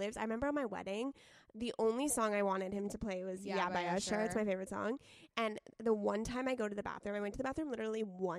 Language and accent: English; San Diego, California, United States; I'm from San Diego.